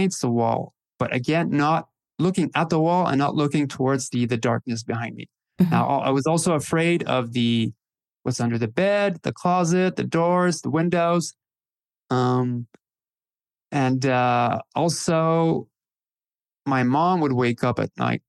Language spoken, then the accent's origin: English; Northern Ontario, Canada; I was born in 75 and in Northern Ontario, Canada